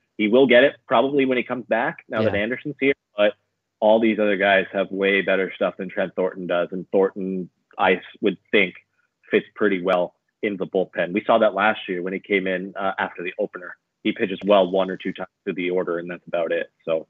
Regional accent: Toronto, Ontario, Canada; where I grew up here in Toronto.

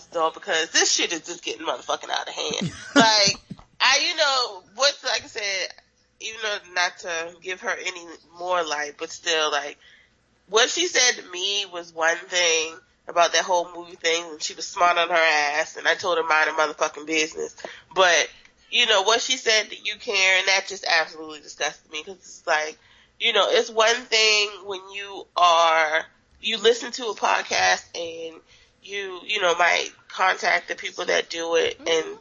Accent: Charleston, South Carolina, United States; I'm from Charleston

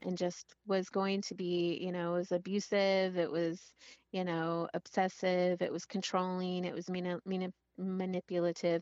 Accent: Monterey, California, United States; now in Washington, United States; I grew up in Monterey, California

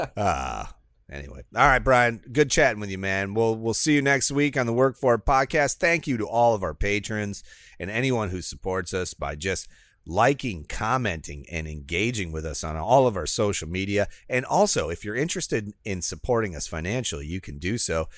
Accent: Midwest, United States; moved away as an adult; now in Florida, United States; I would be classified as Midwestern. I spent twenty-six years of my life there.

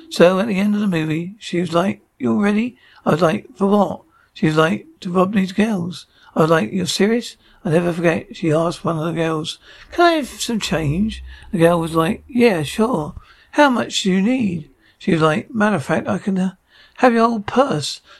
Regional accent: East Coast, United States; also born or lived in New York; I'm from the East Coast, so I grew up over there. I was living in New York.

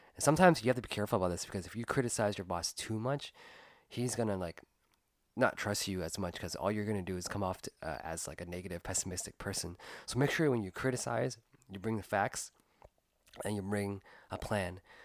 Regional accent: United States; I was born and raised here in the United States

